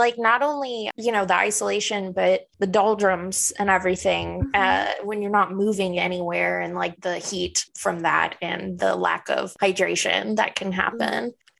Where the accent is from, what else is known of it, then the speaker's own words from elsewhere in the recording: Louisiana, United States; I grew up in Louisiana. People eat pickled pig's feet down in the deep south.